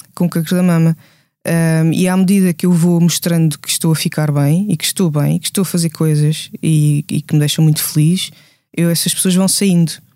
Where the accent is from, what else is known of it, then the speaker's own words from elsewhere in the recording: Gouveia, Guarda, Portugal; first language Portuguese; moved away; onde eu cresci, em Gouveia